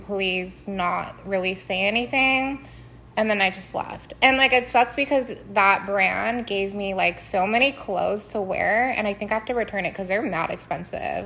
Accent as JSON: {"language": "English", "country": "Philippines", "said": "I'm Filipina"}